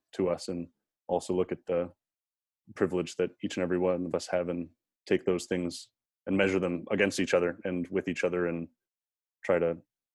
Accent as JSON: {"language": "English", "country": "Canada", "said": "we have as Canadian citizens"}